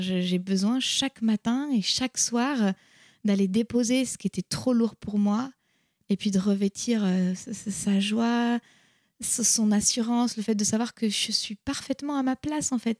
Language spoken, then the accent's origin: French; France; also born or lived in United States / India; Je suis française, mais mon père est italien